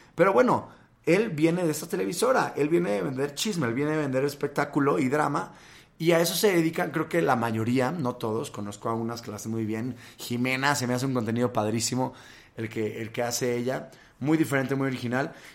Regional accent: Monterrey, Nuevo León, Mexico; moved away as an adult; now in Mexico City, Mexico; Yo soy de Monterrey. Yo nací ahí, estuve pues casi 20 años de mi vida por allá

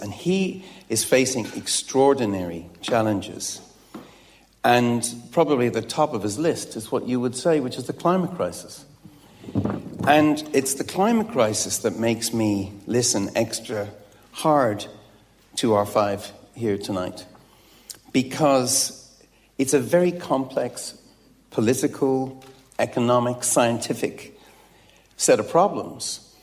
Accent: Dublin, Leinster, Ireland; in a comprehensive on the north side of Dublin

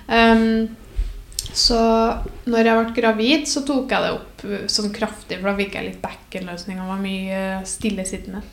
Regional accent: Namsos, Trøndelag, Norway; moved away as an adult; now in Trondheim, Norway; Jeg er fra Namsos, eller nærmere bestemt Bangsund.

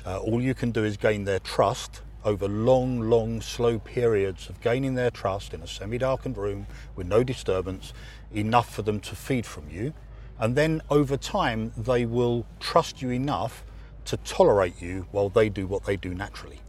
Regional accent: England, United Kingdom; as an Englishman

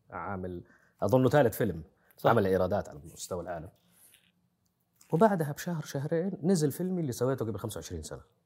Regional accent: Saudi Arabia; عندنا في السعودية

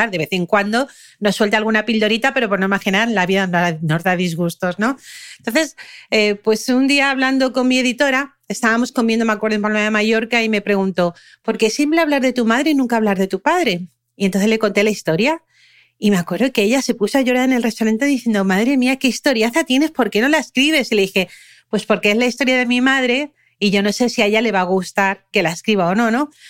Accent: Germany; born there; Yo nací, en, yo nací en Alemania y nadie supo que yo había nacido, ¿no?

